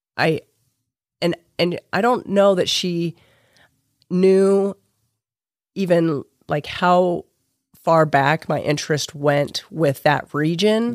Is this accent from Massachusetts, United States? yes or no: no; Utah, United States; now in St. George, United States; I grew up in Utah County.